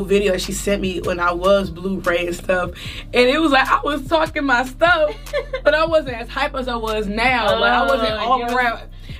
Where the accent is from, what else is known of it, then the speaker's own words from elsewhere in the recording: Maryland, United States; moved away; And I'm from Maryland, so I'm from the DMV